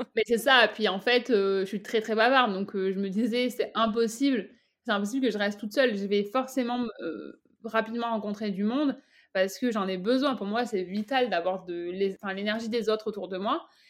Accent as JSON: {"language": "French", "country": "France", "moved": "as an adult", "lives_now": "Canada"}